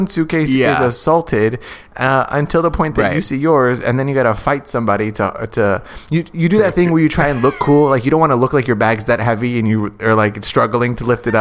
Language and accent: English; United States